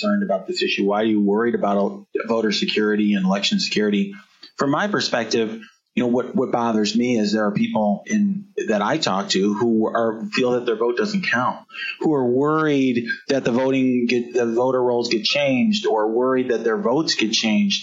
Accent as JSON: {"language": "English", "region": "Illinois", "country": "United States", "tie": "born or raised there", "said": "my home state of Illinois"}